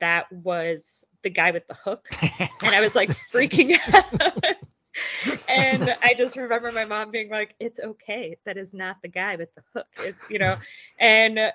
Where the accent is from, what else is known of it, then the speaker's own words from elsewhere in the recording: Belleview, Florida, United States; I grew up in a pretty small town in North Central Florida. Shout out to Bellevue